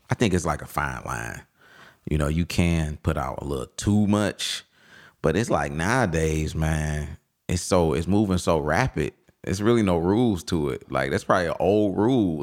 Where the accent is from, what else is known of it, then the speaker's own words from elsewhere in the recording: Detroit, Michigan, United States; the west side, west side of Detroit, Finkel Ave, Strathmore Block.